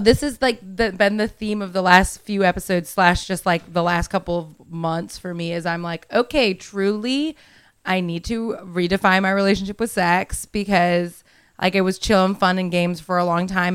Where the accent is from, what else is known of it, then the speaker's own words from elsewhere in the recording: Miami, Florida, United States; moved away; I'm from Miami originally.